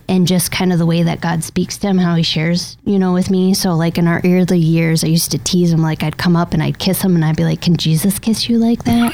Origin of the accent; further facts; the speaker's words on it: Troy, Michigan, United States; I was um, born and raised in the Detroit area in a suburb called Troy, Michigan